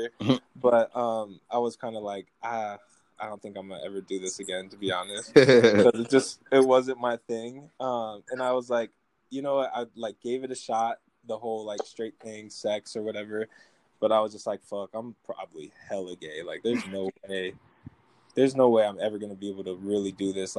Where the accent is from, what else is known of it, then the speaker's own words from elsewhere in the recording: Midwest, United States; now in Federal Way, United States; I'm from the Midwest